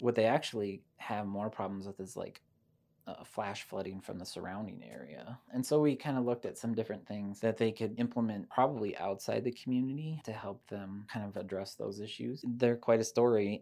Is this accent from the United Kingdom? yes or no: no; Decorah, Iowa, United States; moved away as an adult; also born or lived in South Dakota; I grew up in Decorah